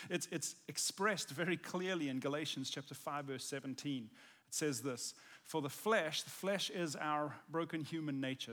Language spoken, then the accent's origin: English; South Africa; I'm South African, and I grew up in South Africa